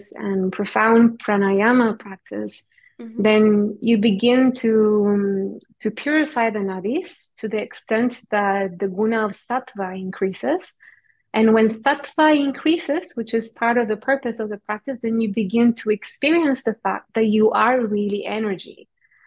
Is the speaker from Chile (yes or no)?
yes; Chile; I'm Indian. And we grew up in South America, in Chile